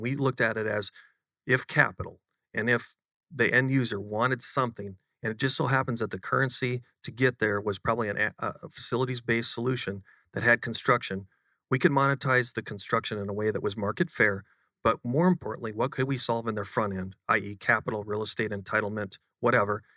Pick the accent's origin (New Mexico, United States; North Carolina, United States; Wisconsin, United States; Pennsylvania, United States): Wisconsin, United States; Western; moved away as an adult; now in Austin, United States; grown up in a very humble part of uh, Western Wisconsin, just just east of Minneapolis, um, 2,000 people